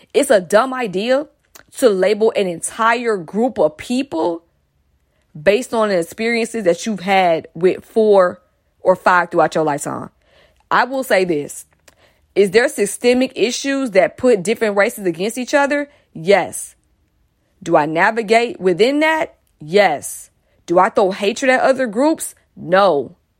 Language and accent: English; Atlanta, Georgia, United States; I'm from Atlanta. And mostly the, in the place I grew up in was an all-black area